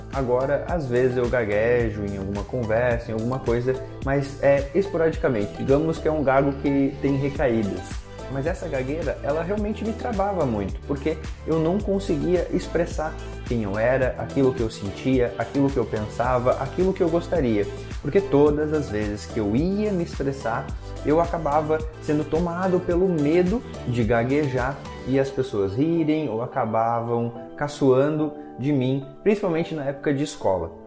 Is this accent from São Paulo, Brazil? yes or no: no; Lages, Santa Catarina, Brazil; Quando eu tinha mais ou menos de 7 a 8 anos, lá na casa da minha família, em Lages, onde eu nasci, a gente tinha um pátio